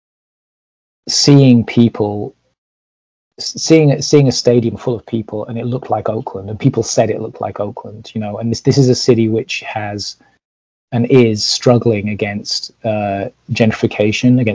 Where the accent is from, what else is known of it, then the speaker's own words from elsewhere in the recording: Leeds, Yorkshire and the Humber, United Kingdom; now in United States; I grew up in Leeds